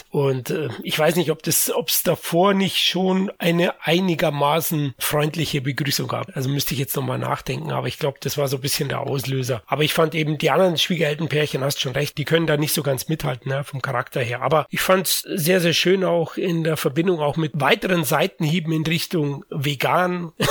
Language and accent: German; France; sage immer Clavier, aber gut, ich bin ja Franzose.